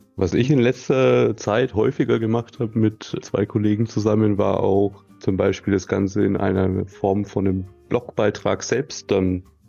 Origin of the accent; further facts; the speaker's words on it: Nuremberg, Bavaria, Germany; Das ist in meiner Heimatstadt